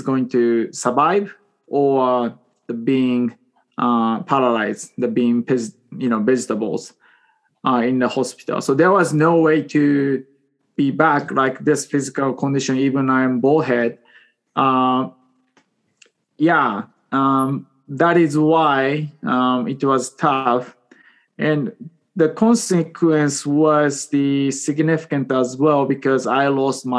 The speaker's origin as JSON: {"language": "English", "country": "Japan", "tie": "born or raised there", "second_language": "English", "moved": "as an adult", "lives_now": "Seattle, United States", "said": "I was born and raised in Japan until 22 years old."}